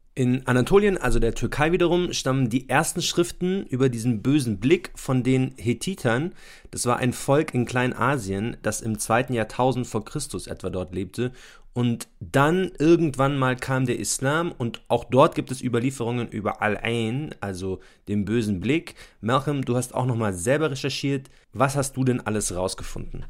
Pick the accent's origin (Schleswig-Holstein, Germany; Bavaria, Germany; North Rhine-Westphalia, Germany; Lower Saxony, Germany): Bavaria, Germany; Munich; Wir kommen beide ursprünglich aus München